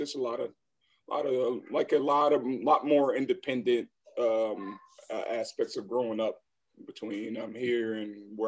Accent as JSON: {"language": "English", "town": "Philadelphia", "region": "Pennsylvania", "country": "United States", "tie": "born or raised there", "said": "Oh man, it was just so much different from here because, like you just, it was more congested, more fast-paced."}